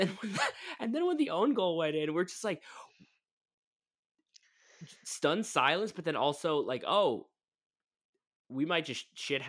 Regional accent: Florida, United States; I'm from Florida

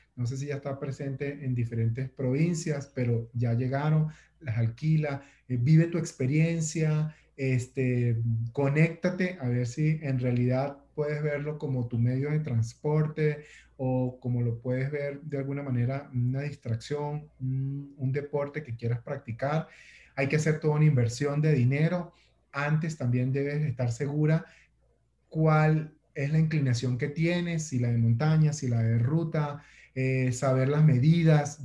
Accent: Venezuela; como venezolano

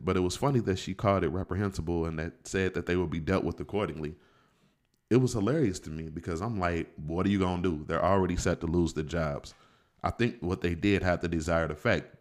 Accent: Indianapolis, Indiana, United States; I'm from Indianapolis, but I was also in education uh, for 16 years

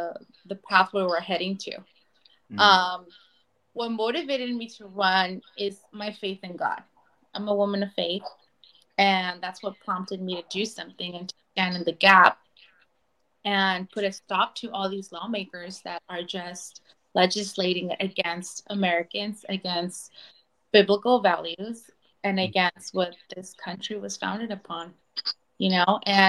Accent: Guadalajara, Jalisco, Mexico; first language Spanish; English is a second language; now in California, United States; I was born in Mexico. I was born in Guadalajara. So I was raised most of my life here now, but I grew up down there when I was little. And then I did some high school over there, some college. And then recently I've been living here for the past 11 years.

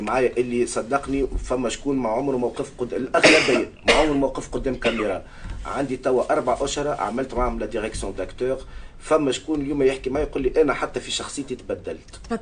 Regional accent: Tunisia; now in France; احنا كتونسيين

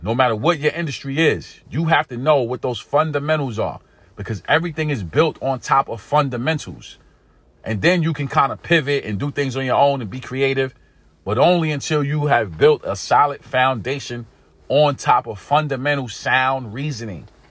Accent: New York City, New York, United States; Growing up in East New York, Brooklyn, growing up in pink houses, growing up in an inner city community here in America

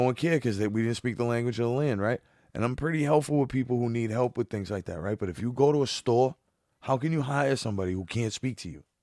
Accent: Boston, Massachusetts, United States; I'm from Boston

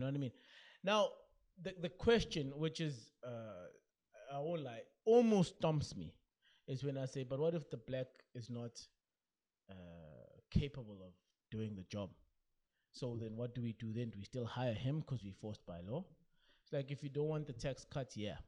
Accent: South Africa

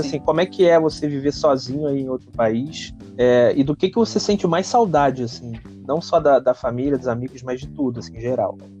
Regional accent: Rio de Janeiro, Brazil; now in Niterói, Brazil; morei minha vida toda no Rio

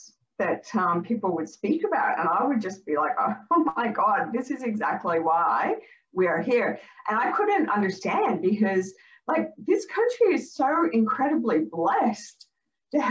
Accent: Canada; now in Australia; I grew up in Canada.

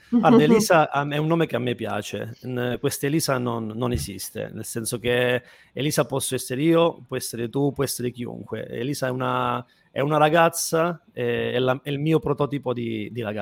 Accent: Calabria, Italy; un testardo io, essendo anche calabrese sono...

